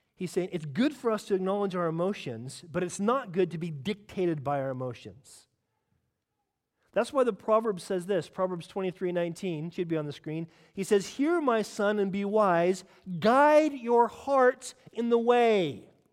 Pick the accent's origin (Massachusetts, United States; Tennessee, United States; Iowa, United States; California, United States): California, United States; now in United Kingdom; I'm from California